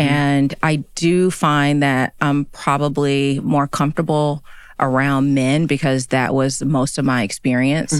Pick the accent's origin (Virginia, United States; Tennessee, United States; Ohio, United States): Tennessee, United States; Chattanooga; now in New York City, United States; I grew up in Chattanooga, Tennessee.